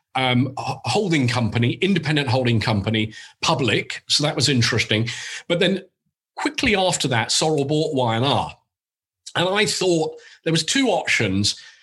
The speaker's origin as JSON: {"language": "English", "region": "England", "country": "United Kingdom", "accent": "English", "moved": "as an adult", "lives_now": "New York, United States"}